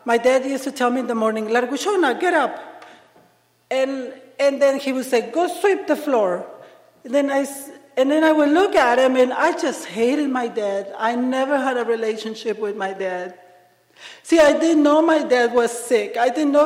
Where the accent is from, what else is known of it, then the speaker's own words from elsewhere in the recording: Ensenada, Baja California, Mexico; English is a second language; moved away as an adult; now in Seattle, United States; I am from Mexico, from Ensenada, Baja California. It's a drinking town.